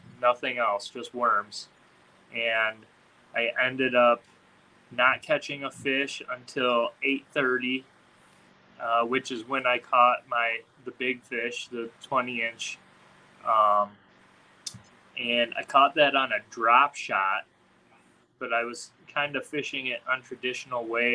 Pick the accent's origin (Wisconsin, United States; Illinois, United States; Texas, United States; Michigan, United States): Michigan, United States; I'm from Michigan